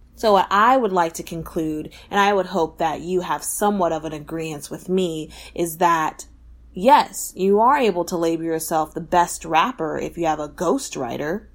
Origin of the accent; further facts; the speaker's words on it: Texas, United States; I'm from Texas